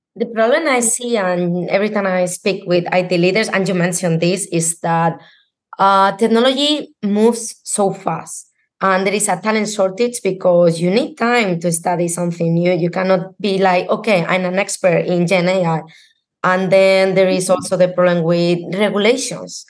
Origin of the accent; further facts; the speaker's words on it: Spain; I'm from Spain